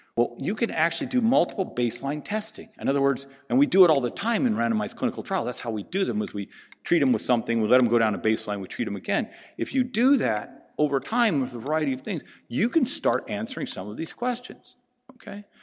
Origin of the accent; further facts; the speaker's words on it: Pacific Northwest, United States; also born or lived in the South, United States; now in Southern United States; I'm from the Pacific Northwest. I live in the South